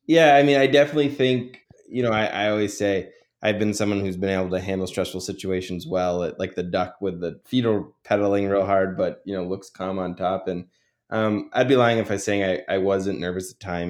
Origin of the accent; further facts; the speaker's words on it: Vermont, United States; also born or lived in New York; I decided to run for the Vermont legislature, um, in my hometown